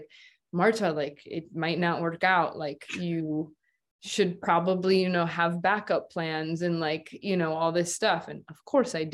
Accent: Midwest, United States; growing up in the Midwest

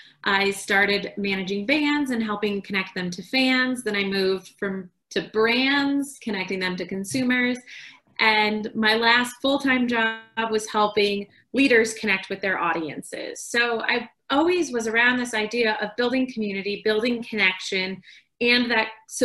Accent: Chicago, Illinois, United States; moved away as an adult; also born or lived in San Diego / Peru; now in Colorado, United States; I grew up in Chicago

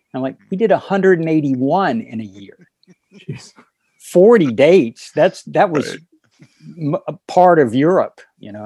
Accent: North Carolina, United States; moved away as an adult; also born or lived in Miami / New York City; Growing up in North Carolina

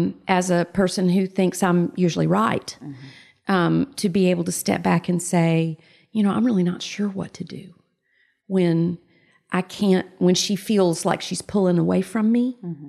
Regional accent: the South, United States; Yes, I'm a girl from the South.

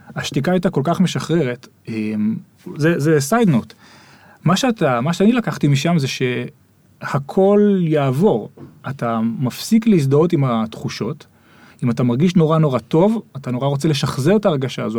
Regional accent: Israel; moved away as an adult; אנחנו ישראלים

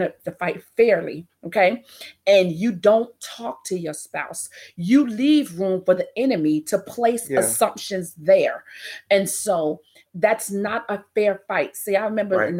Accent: New York City, New York, United States; moved away; also born or lived in Louisiana; I'm from Brooklyn, New York

